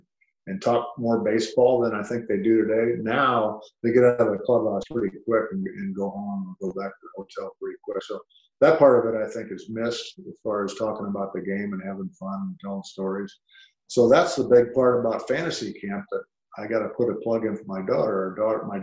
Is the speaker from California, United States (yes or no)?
yes; Southern California, United States; also born or lived in Cedar Rapids, Iowa; moved to Southern California when he was very young, just like I did